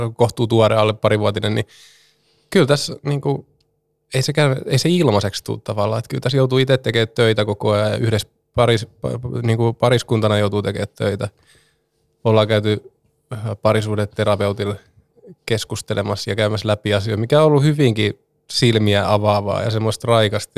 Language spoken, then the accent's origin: Finnish; Turku, Southwest Finland, Finland; täällä minun kotikaupungissani